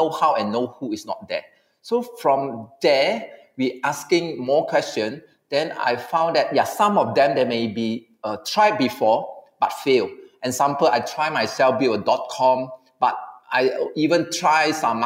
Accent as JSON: {"language": "English", "country": "Malaysia", "said": "as a Malaysian"}